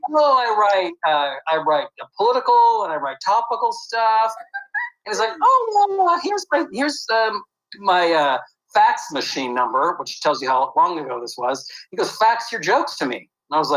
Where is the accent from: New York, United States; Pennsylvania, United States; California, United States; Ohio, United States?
California, United States; Santa Rosa; now in Los Angeles, United States; I grew up in a place called Santa Rosa, which is in the wine country, about an hour north of San Francisco